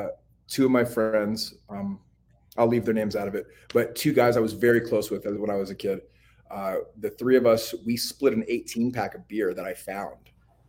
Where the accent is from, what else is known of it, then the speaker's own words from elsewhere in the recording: Clinton, Missouri, United States; born there; So I'm a product of alcoholism and the foster system. Mm-hmm. I was born in the Sticks, a place called Clinton, Missouri.